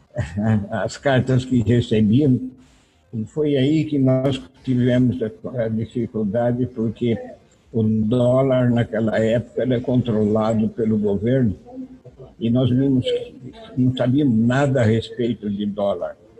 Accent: Bauru, São Paulo, Brazil; Eu nasci de fato em Bauru, e, e com 12, 13 anos eu comecei a frequentar o aeroclube da cidade lá

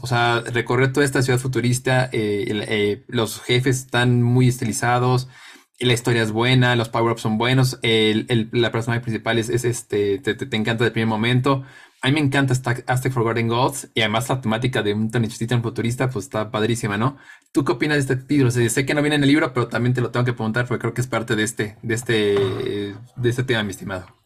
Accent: Mexico; jugadores mexicanos

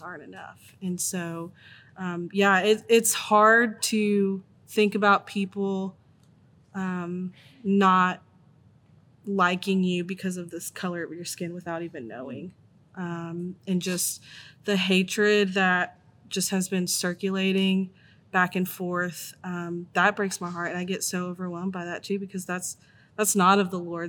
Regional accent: Tennessee, United States; also born or lived in Virginia; born in Virginia, but I've lived in Tennessee most of my life

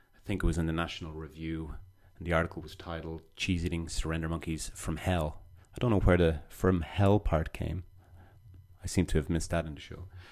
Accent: Ireland; As an, as an Irishman growing up

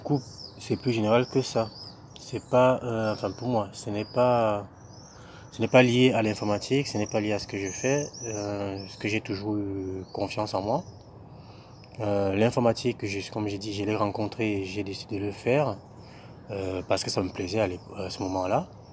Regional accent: Cameroon; moved away as an adult; now in France; je viens du Cameroun, j'ai étudié au Cameroun euh, pendant une bonne vingtaine d'années

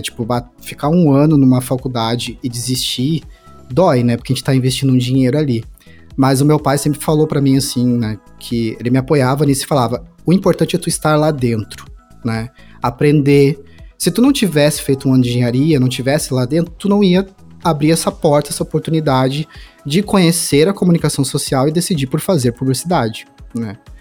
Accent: Santa Cruz do Sul, Rio Grande do Sul, Brazil; Eu sou de Santa Cruz do Sul, é uma cidade do interior do Rio Grande do Sul

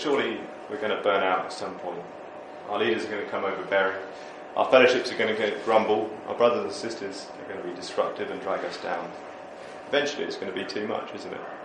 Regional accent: United Kingdom; we're just British

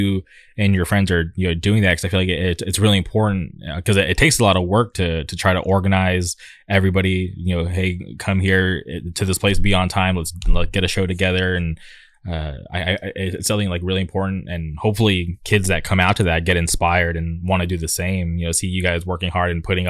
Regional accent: Palm Springs, California, United States; now in Orange County, United States; I grew up in the Palm Springs area. It's still in Southern California

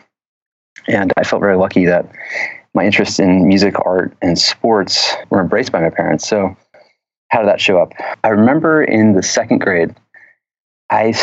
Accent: a little town outside of Atlanta, Georgia, United States; now in San Francisco, United States; I grew up in the Deep South in a little town outside of Atlanta, Georgia

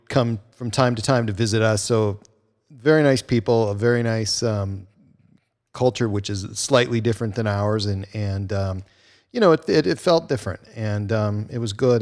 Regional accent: United States; I grew up on the Canadian border, and so I had kind of the best of both worlds

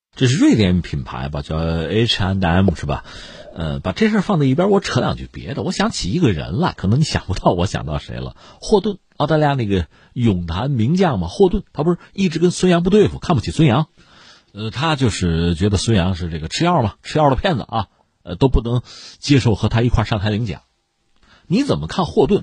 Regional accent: China; 我们中国人

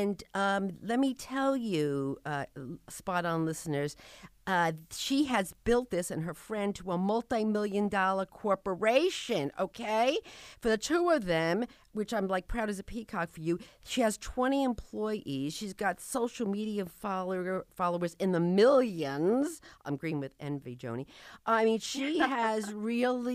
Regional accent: New Jersey, United States; moved away; I came from New Jersey

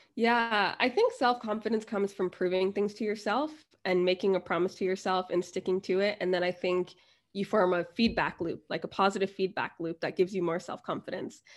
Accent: United States; moved away as an adult; also born or lived in New Jersey / Florida / Thailand / China; now in London, United Kingdom; I'm originally from New Jersey in Florida

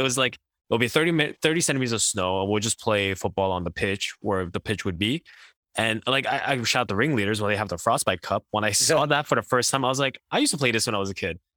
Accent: Quebec, Canada; growing up in Quebec

